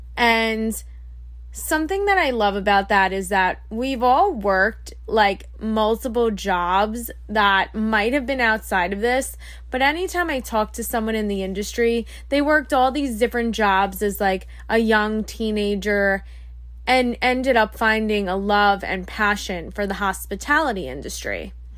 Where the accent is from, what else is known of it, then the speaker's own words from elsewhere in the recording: Long Island, New York, United States; I'm from Long Island. I grew up my whole life on Long Island, New York.